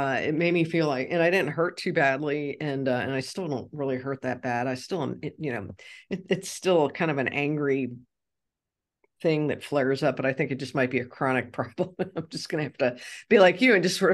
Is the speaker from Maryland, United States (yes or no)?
no; Cincinnati, Ohio, United States; moved away; my hometown of Cincinnati